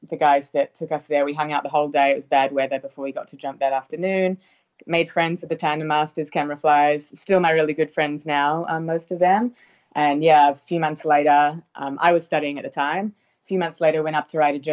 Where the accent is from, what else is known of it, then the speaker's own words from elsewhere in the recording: New Zealand; now in Australia; so I'm from New Zealand originally, and I live in Australia now.